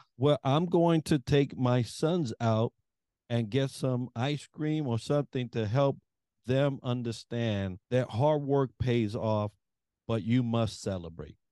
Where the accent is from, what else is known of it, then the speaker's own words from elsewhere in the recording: New York, United States; I'm from New York